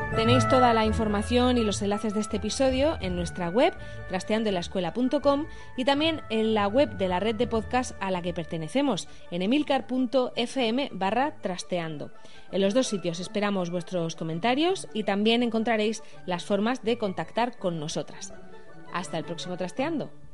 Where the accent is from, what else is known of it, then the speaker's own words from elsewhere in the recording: Region of Murcia, Spain; varias somos de Murcia